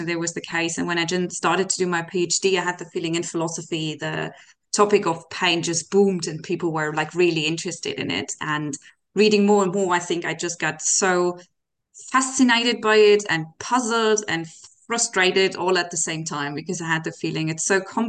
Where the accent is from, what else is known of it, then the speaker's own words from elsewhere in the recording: Germany; now in Amsterdam, Netherlands; I'm originally from Germany